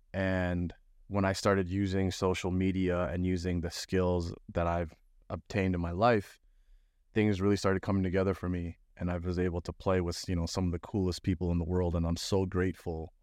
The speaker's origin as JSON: {"language": "English", "town": "Toronto", "region": "Ontario", "country": "Canada", "also_born_or_lived": "Florida", "moved": "yes", "said": "I'm from Toronto"}